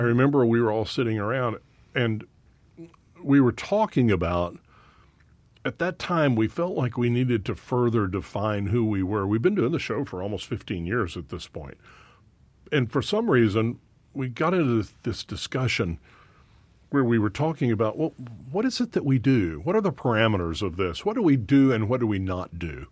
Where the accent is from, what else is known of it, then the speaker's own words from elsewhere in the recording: Dallas, Texas, United States; I was born in Dallas